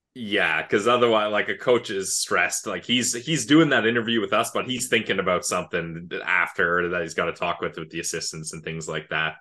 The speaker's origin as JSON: {"language": "English", "country": "Canada", "tie": "born or raised there", "said": "I grew up outside of Ottawa"}